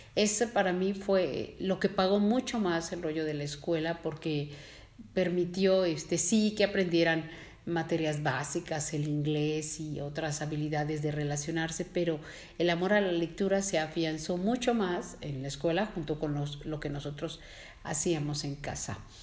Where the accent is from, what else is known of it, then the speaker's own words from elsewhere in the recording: Mexico; nosotros como mexicanos